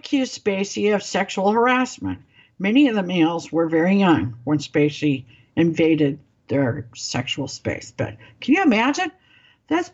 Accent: Springfield, Missouri, United States; my hometown

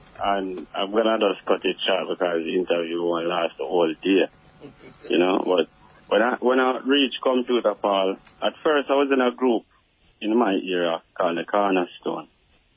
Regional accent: Salisbury Plain, Saint Andrew, Jamaica; I'm from Salisbury Plain, St. Andrew, close to Stone Hill

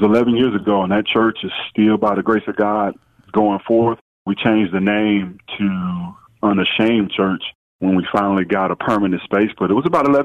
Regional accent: Memphis, Tennessee, United States; moved away; I grew up in Whitehaven, and the Lord blessed my mom, and we were able to move to Hickory Hill

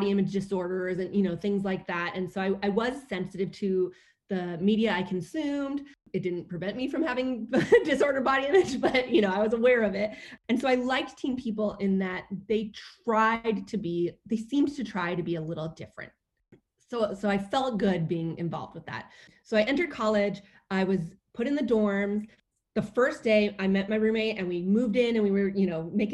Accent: Bay Area, California, United States; I grew up in the Bay Area

